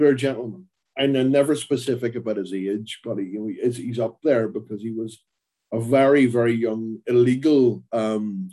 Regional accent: Belfast, Northern Ireland, United Kingdom; I grew up in a working class family in Belfast

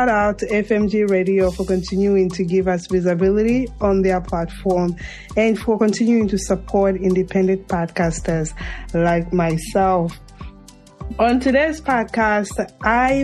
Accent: Zambia; now in United States; the rural Zambia, my home country

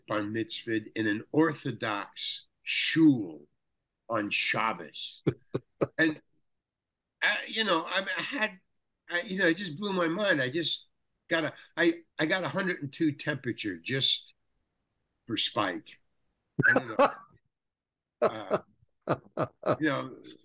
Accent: New York City, New York, United States; I come from Far Rockaway, Long Island

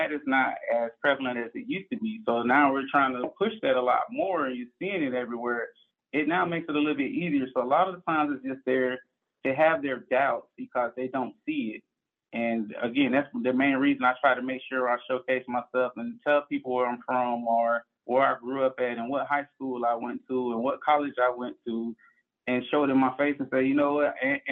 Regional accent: Orlando, Florida, United States; I come from Orlando, born and raised, and I grew up in the inner city of Orlando in the Paramore area

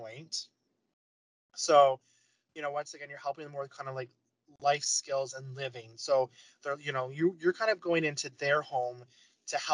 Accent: London, Ontario, Canada; I'm from London, Ontario

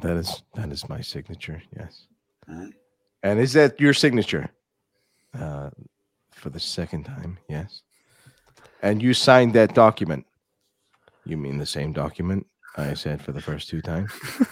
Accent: Egypt; I'm from Egypt. And we have our own alphabet.

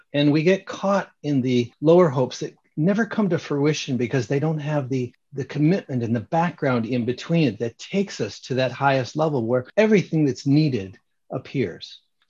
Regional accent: Michigan, United States; I grew up in Michigan. It'd be snowy and we just start to see some flowers coming about.

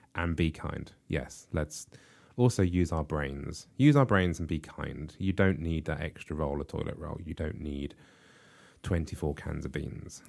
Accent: United Kingdom; we in the U K

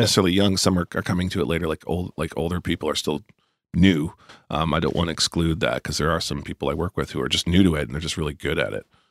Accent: Moncton, New Brunswick, Canada; knocked around Moncton, where I w, where I, my hometown

